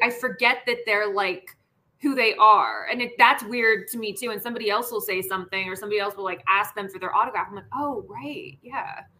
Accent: Washington, District of Columbia, United States; moved away as an adult; also born or lived in Los Angeles; now in Seattle, United States; i grew up there i was born and raised there uh, my parents still live there

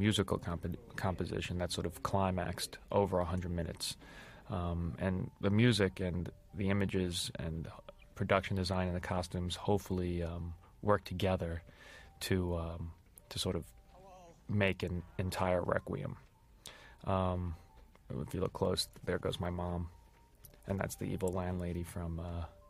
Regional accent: New York City, New York, United States; I grew up in Coney Island

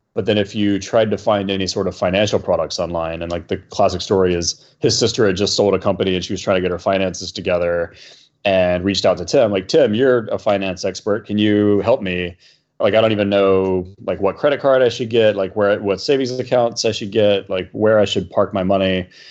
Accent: Atlanta, Georgia, United States; moved away; also born or lived in New York; We grew up in Atlanta together

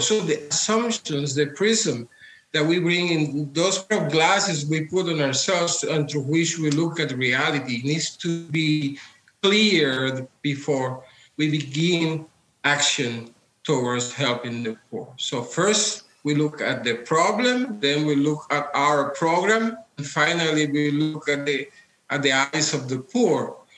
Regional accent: Puerto Rico; Well, I come from Puerto Rico. I was born into a communist household. My father was founding member of the Communist Party of Puerto Rico

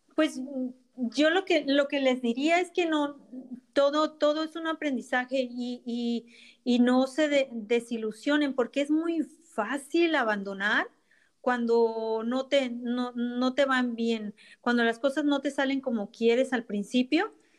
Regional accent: Ensenada, Baja California, Mexico; now in United States; Yo soy de Ensenada, eh, Baja California de México

